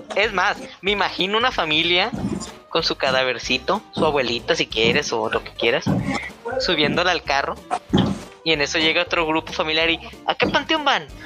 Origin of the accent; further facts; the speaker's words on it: northern Mexico, Mexico; accent: norteño; yo hablo así de norte